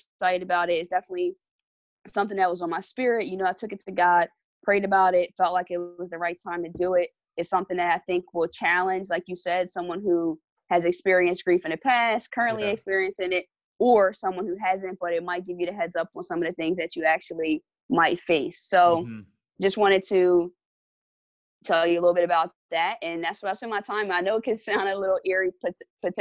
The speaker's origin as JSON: {"language": "English", "town": "Lawnside", "region": "New Jersey", "country": "United States", "said": "I reside in the South Jersey area. Specifically, I'm from Lawnside, New Jersey"}